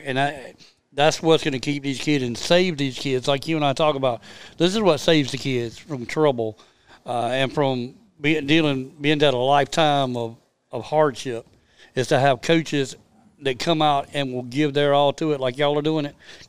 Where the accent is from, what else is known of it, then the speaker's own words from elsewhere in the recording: Troy, South Carolina, United States; I'm from Troy.